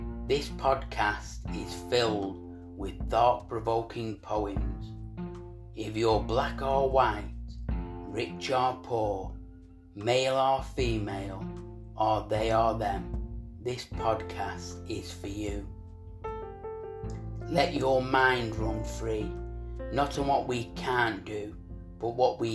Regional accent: Manchester, North West England, United Kingdom; we're from Manchester

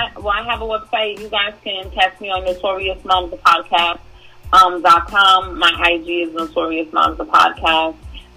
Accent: New York City, New York, United States; I was born and raised in Brooklyn.

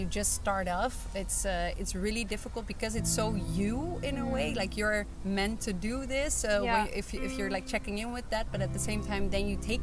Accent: Netherlands; moved away as an adult; now in Hamburg, Germany; I now live in Hamburg, but I'm originally from the Netherlands

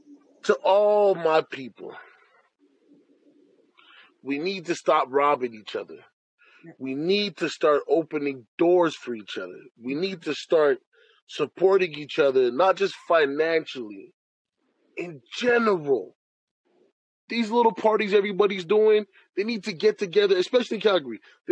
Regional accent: Jamaica; Even when it comes to I'm Jamaican, she's Haitian.

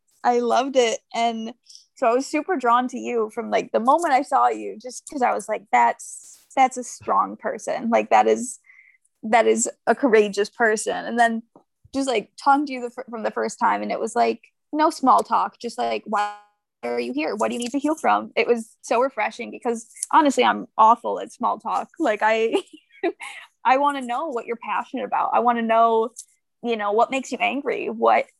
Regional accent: Michigan, United States; I'm from Michigan.

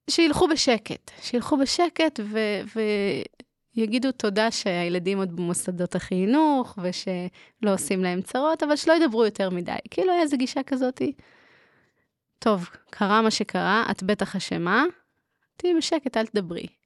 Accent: Haifa, Haifa District, Israel; moved away as an adult; now in Jerusalem, Israel; מקהילה אה, ליטאית בחיפה.

